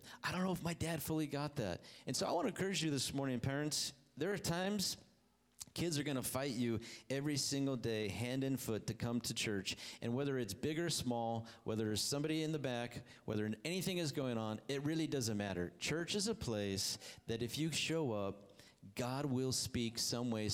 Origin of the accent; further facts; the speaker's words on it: Hemet, California, United States; also born or lived in Ohio; went to a church in town here after we moved from Ohio to California. Ended up in beautiful Hemet